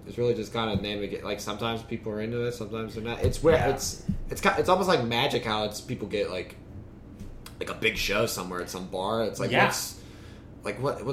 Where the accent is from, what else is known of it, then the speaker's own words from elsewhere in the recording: Pittsburgh, Pennsylvania, United States; I've been all around, like, Pittsburgh area.